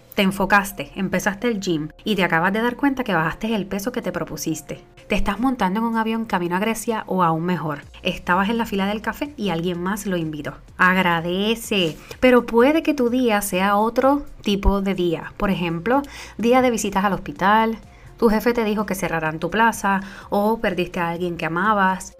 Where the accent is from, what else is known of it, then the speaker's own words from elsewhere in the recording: Puerto Rico; moved away; yo soy la boricua fuera de la isla.